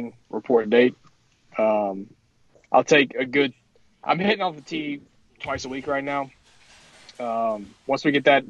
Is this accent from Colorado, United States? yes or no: no; Winston-Salem, North Carolina, United States; a Winston-Salem company, which is my hometown